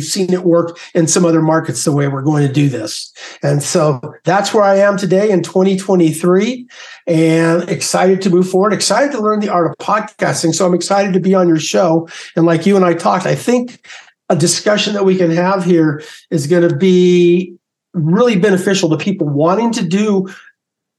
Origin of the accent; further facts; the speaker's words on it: San Diego, California, United States; moved away as an adult; also born or lived in Mammoth Mountain, California / Durango, Colorado; growing up in San Diego, did that till, you know, I got out of high school